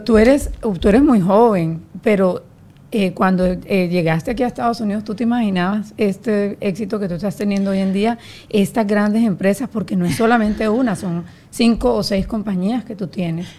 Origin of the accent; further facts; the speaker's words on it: Colombia; yo soy colombiana